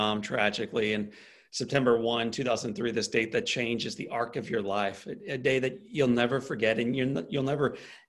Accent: St. Louis, Missouri, United States; I'm from St. Louis, Missouri.

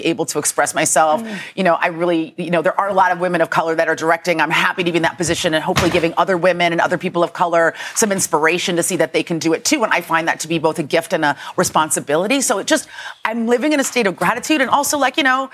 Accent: San Francisco, California, United States; moved away; It's set in San Francisco. And that's my hometown.

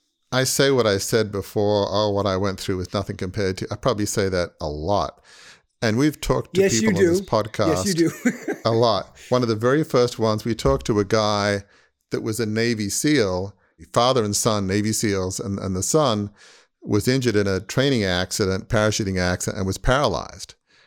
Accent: Australia; which I grew up in Australia, so all Australians love tennis, obviously.

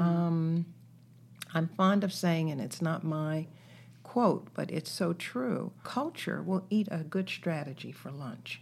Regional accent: Greensboro, North Carolina, United States; also born or lived in Washington, D.C.; now in Columbus, United States; raised in North Carolina.

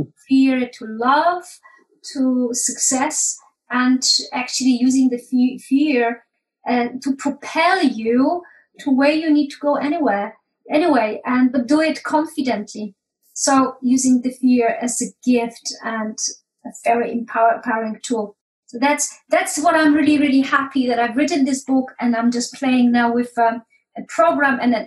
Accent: Poland; moved away as an adult; now in United Kingdom; I came to UK from Poland when I was 21

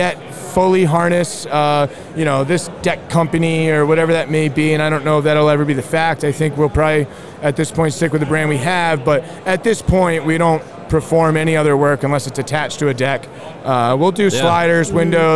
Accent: Rhode Island, United States; I'm born and raised in Rhode Island. I run my business in Southern Rhode Island.

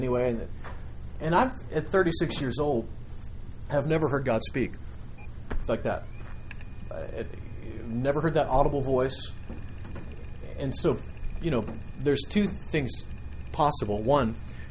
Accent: Nebraska, United States; I grew up in Nebraska where we didn't have much but, you know, a couple of cows.

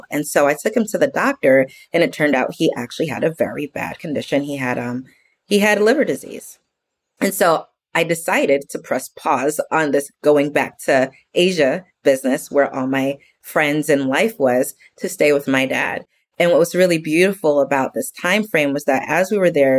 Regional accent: New York, United States; now in Texas, United States; I'm from New York originally and I live in Texas now

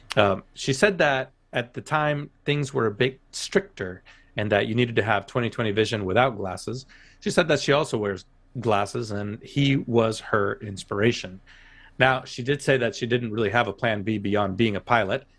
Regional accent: United States; I'm learning as an American.

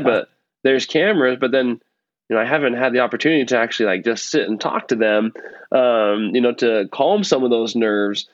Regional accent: Nebraska, United States; now in Utah, United States; I grew up in Nebraska

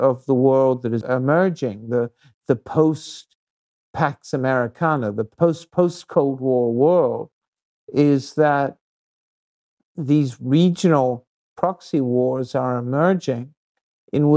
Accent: New Zealand; I come from New Zealand, you know, a relatively peaceful society

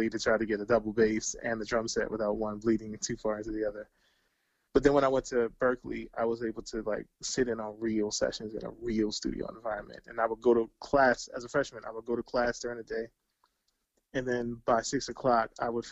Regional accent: Bowie, Maryland, United States; I'm a kid from Bowie, Maryland.

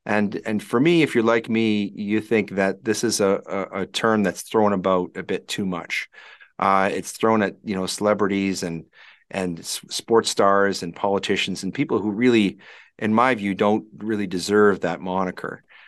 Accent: Alberta, Canada; also born or lived in Regina, Saskatchewan; I don't know if Chris knows this, but I'm originally from Saskatchewan. Oh. They exported me from Regina to save your province. I've been in Albertan since I was a young kid, but I have a lot of roots in Saskatchewan.

